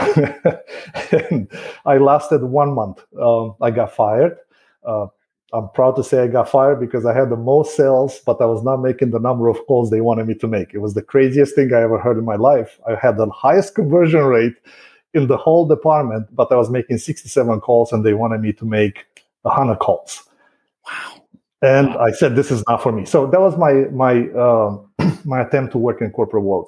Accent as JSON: {"language": "English", "region": "Bucharest", "country": "Romania", "tie": "born or raised there", "first_language": "Romanian", "second_language": "English", "moved": "as an adult", "lives_now": "Wesley Chapel, United States", "said": "I was born and raised in Bucharest, which is the capital."}